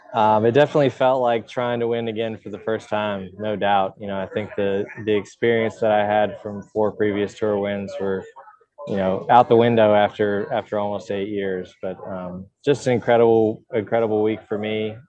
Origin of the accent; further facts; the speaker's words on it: Woodstock, Georgia, United States; growing up in Georgia